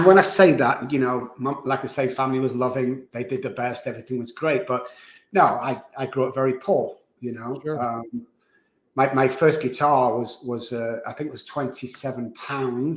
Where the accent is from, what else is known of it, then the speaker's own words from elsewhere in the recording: Manchester, North West England, United Kingdom; moved away; So I was born in Manchester, England. I was raised there in a low-income family